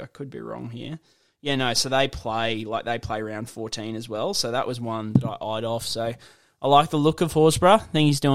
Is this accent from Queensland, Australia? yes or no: yes; Gympie, Queensland, Australia; went to school in Gympie